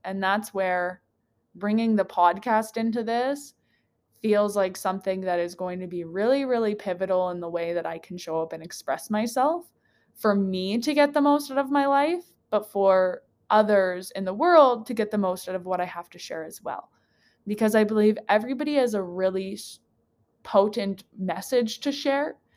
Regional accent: Slave Lake, Alberta, Canada; moved away as an adult; also born or lived in Edmonton; Slave Lake is my hometown, grew up there

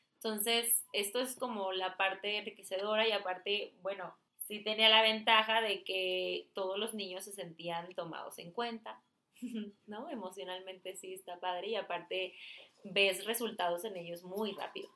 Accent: Sinaloa, Mexico; moved away; me fui para Mochis, yo soy de Sinaloa

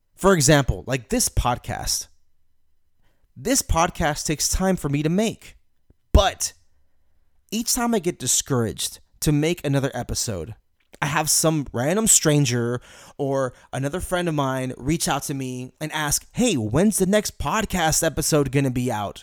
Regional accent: Houston, Texas, United States; I'm from Houston

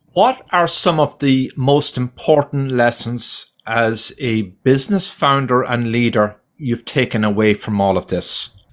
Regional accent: Ireland; now in United States; I was born and raised in another in, in Ireland

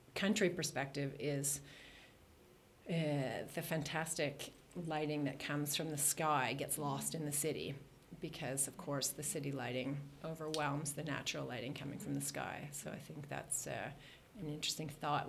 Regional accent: Toronto, Ontario, Canada; moved away as an adult; now in Sweden; I grew up in Toronto, which is basically landlocked.

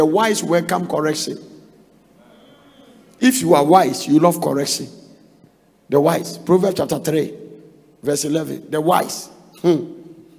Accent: Ghana; We came from Ghana

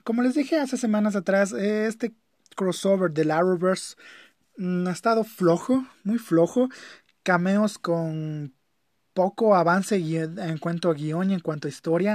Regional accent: Ecuador; las personas que somos de aquí de Ecuador

